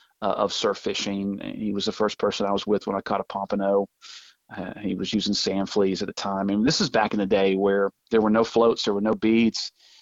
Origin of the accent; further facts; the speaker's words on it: Birmingham, Alabama, United States; born there; also born or lived in Topeka, Kansas / Denver, Colorado / Manchester, New Hampshire / the Panhandle; I lived all over the place from Topeka, Kansas. I was born in Birmingham, Alabama, Denver, Colorado, Manchester, New Hampshire. And then we found ourselves moving back to the Panhandle for my middle school and high school years.